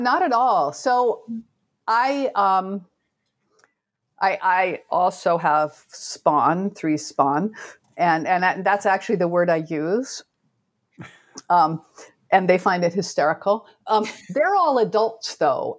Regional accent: Oregon, United States; I grew up in Oregon

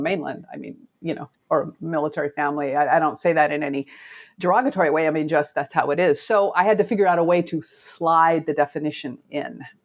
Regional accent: Oregon, United States; I grew up in Oregon

